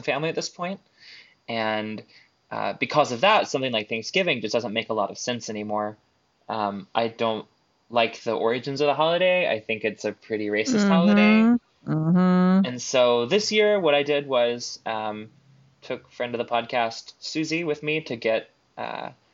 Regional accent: Texas, United States; growing up in Texas

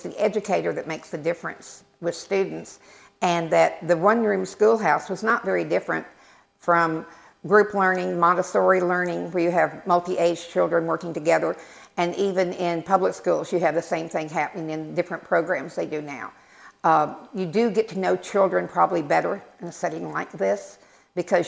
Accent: Texas, United States; now in Pitt County, North Carolina, United States; I've been in Pitt County for 30 years. I'm originally from Texas

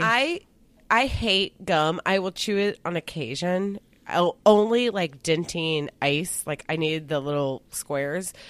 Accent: Singapore; I'm Singaporean

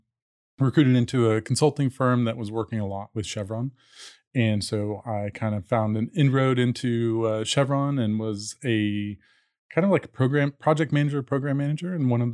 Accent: Dallas, Texas, United States; also born or lived in Colorado; So, born in Colorado, grew up mostly in Dallas, and was interested kind of in technology and kind of information all along. Went to Texas A&M undergrad

